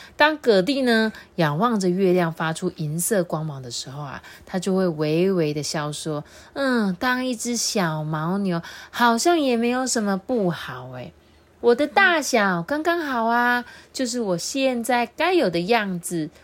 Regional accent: Changhua County, Taiwan; 我们彰化超赞

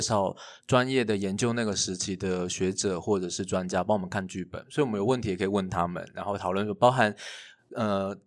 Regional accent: Kaohsiung, Taiwan; 我自己是高雄人， 然后我从小就是最容易被讲说，你台湾人不要公台语那一群人哦

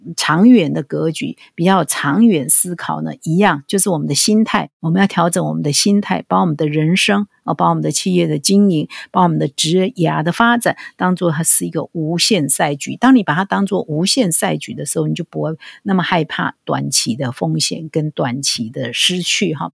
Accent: Taiwan; 我们台湾人

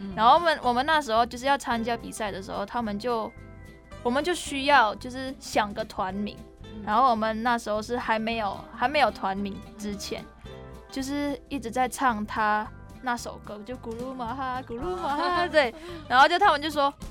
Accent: Indonesia; moved away as an adult; also born or lived in Taiwan; now in Tainan, Taiwan; 我来自印尼，我是现在，在南台刘英

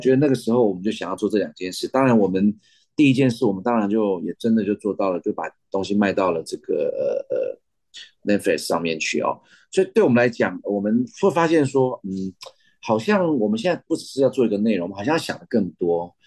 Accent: Taiwan; 因为我们台湾人

